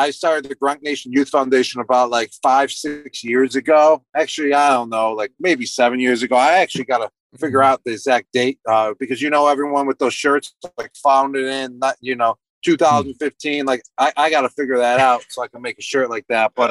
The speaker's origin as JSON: {"language": "English", "town": "Buffalo", "region": "New York", "country": "United States", "tie": "born or raised there", "moved": "yes", "said": "I was growing up in Buffalo"}